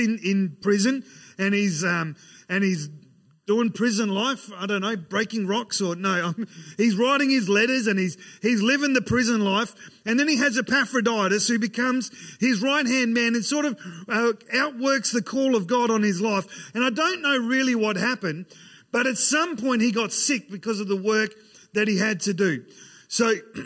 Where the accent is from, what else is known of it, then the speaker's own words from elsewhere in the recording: Ceduna, South Australia, Australia; I grew up in Sejuna